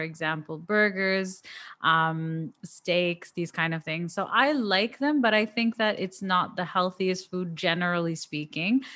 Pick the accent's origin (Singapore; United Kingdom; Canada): Canada